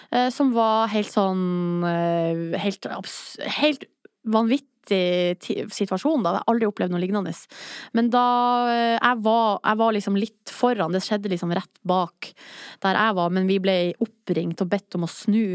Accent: Hamarøy, Nordland, Norway; now in Oslo, Norway; de er hjemme på Hamarøy

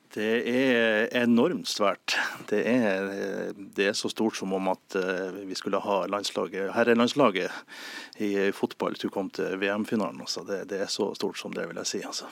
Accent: Nordland, Norway; I, i min hjemby, da, Avisa Nordland

